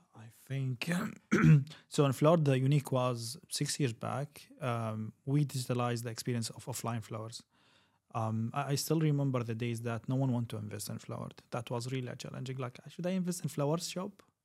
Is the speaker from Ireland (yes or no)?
no; Kuwait; also born or lived in Syria; I'm originally from Syria. I lived in the region for around twenty-two years. Um, I grown in Kuwait.